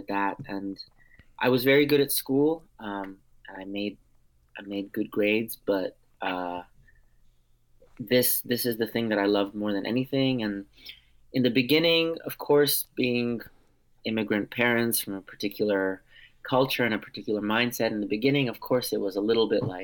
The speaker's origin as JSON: {"language": "English", "country": "United States", "first_language": "Armenian", "second_language": "English", "said": "I'm a first generation American, but I'm also 100% Armenian on both sides. My parents, who are both Armenian, met in the Boston area"}